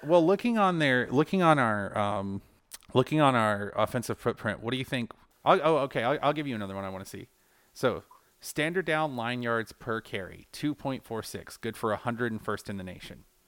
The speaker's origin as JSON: {"language": "English", "region": "Georgia", "country": "United States", "said": "we're both from Georgia"}